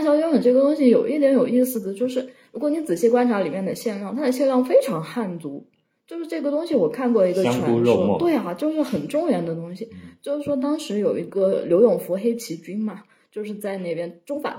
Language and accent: Chinese; Shiping, Yunnan, China; 那法国人要继续侵略我老家石屏，那不是开着火车就过？